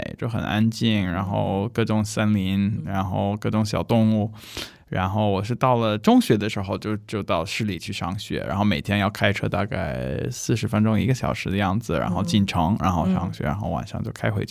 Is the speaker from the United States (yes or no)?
yes; United States; 对我美国人，